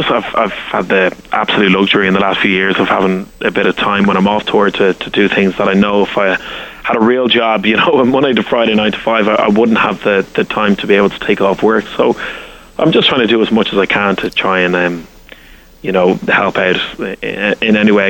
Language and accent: English; Ireland; accent: Irish; as an Irishman, only a few years ago, I'd never been to the States